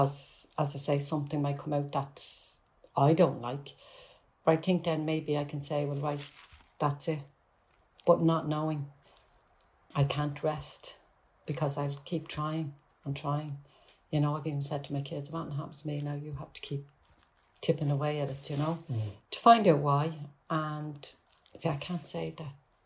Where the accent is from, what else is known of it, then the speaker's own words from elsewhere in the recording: Dublin, Leinster, Ireland; accent: Dublin; my Dublin accent